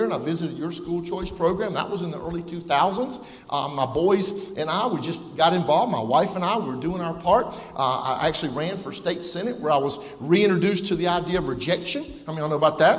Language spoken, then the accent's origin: English; Prosperity, South Carolina, United States; I grew up there in Prosperity.